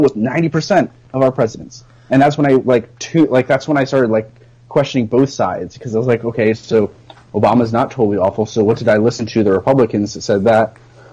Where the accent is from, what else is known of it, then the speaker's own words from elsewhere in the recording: Lancaster, Pennsylvania, United States; Lancaster, Pennsylvania, my hometown